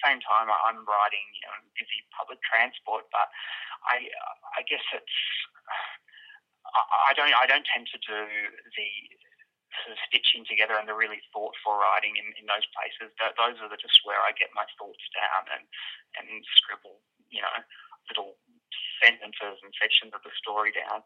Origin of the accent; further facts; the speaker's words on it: Brisbane, Queensland, Australia; I'm from Brisbane